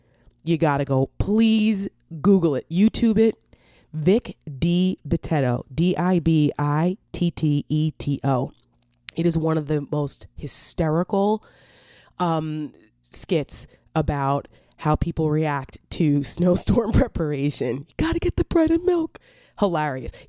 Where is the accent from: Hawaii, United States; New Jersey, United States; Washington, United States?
New Jersey, United States; now in Northern Virginia, United States; I'm from Jersey.